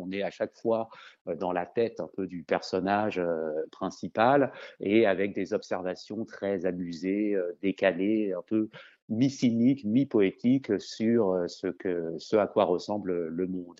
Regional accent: France; accent: French; Je le dis avec mon bon accent français

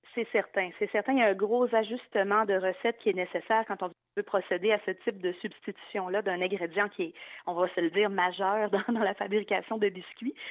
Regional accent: Quebec, Canada; en tant que québécoise

